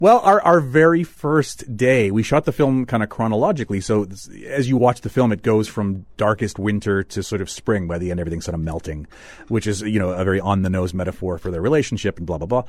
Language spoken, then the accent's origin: English; Manitoba, Canada